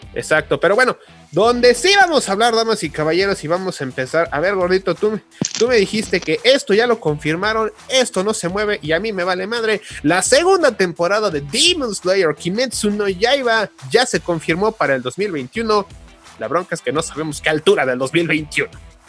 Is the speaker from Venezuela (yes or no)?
no; Mexico; como buen mexicano